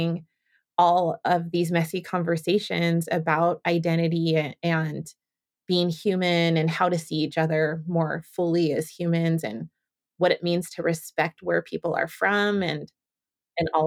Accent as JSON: {"language": "English", "town": "San Francisco", "region": "California", "country": "United States", "tie": "born or raised there", "also_born_or_lived": "Carpinteria, California / Santa Barbara, California", "moved": "yes", "lives_now": "Portland, United States", "said": "I'm from San Francisco. I was born and raised there, and also raised a little bit in a small beach town in Southern California called Carpinteria"}